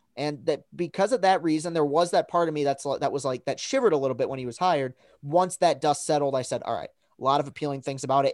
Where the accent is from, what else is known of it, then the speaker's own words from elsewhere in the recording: Lansing, Michigan, United States; born and raised in Lansing, and I am a woven into Spartan country here